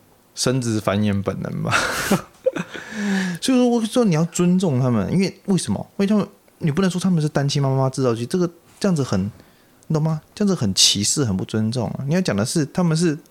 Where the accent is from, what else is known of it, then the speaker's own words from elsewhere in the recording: Taipei, Taiwan; 我台北人，我最懂了。